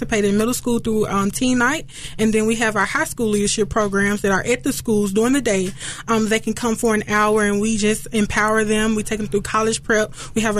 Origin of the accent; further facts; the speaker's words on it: Memphis, Tennessee, United States; we grew up in Fraser also